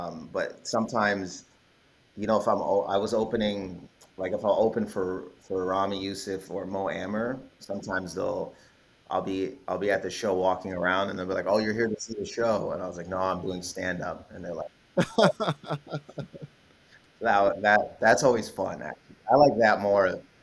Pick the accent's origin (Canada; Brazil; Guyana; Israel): Canada; Windsor, Ontario; moved away as an adult; also born or lived in Toronto, Canada; now in United States; I'm from Windsor, Ontario originally, but I claim, like, I mean, both, like, Windsor is my home